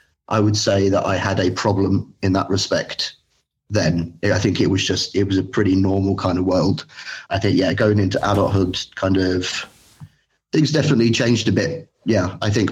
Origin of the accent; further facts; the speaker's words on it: London, United Kingdom; now in Berlin, Germany; I'm from London, East London, but I live in Germany. I live in Berlin.